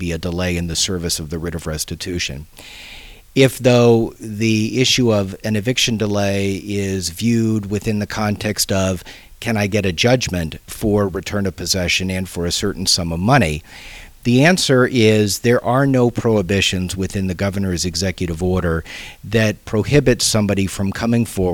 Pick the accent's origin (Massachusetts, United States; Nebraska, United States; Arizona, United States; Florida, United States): Arizona, United States; Glendale; also born or lived in California / Indonesia; I was born in California, spent 3 years there, grew up in Glendale down around Apollo High School